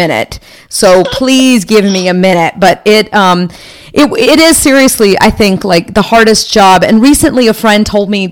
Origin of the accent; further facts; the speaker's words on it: United States; I'm Indian and I'm the first one born, you know, in this country